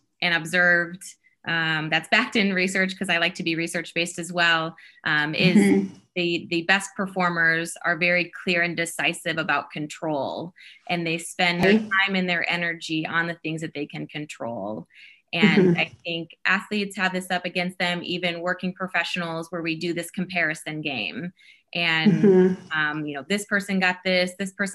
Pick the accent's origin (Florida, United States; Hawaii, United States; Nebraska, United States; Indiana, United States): Nebraska, United States; South Sioux City; growing up in Nebraska, so I was small town Nebraska, South Sioux City, Nebraska